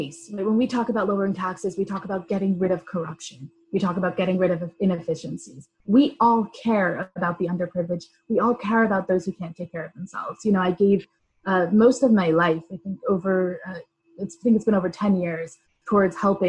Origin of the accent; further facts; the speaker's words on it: Rockland County, New York, United States; I come from New York. I grew up in the district in Rockland County